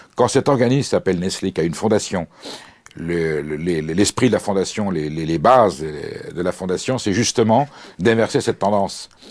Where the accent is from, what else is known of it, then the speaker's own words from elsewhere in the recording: France; je suis français